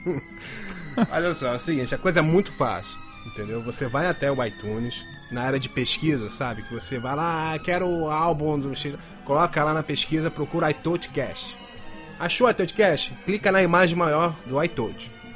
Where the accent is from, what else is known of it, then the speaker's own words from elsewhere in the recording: Brazil; Como bom brasileiro